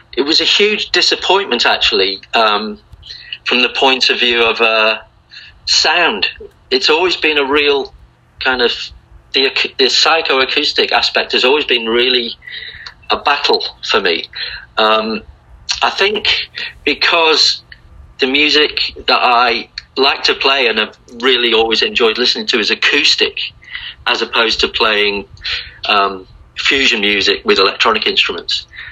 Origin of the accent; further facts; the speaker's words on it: Liverpool, North West England, United Kingdom; moved away as an adult; also born or lived in Blackpool; now in Australia; I moved from Liverpool actually when I was in my early teens to, to a place north of Liverpool called Blackpool